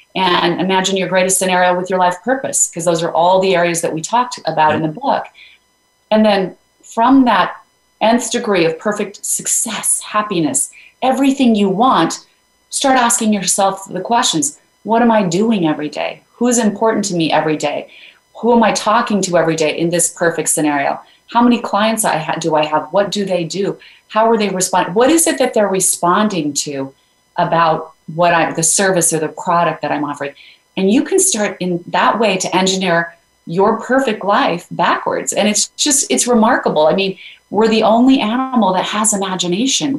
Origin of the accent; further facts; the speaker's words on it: Idaho, United States; I grew up in Idaho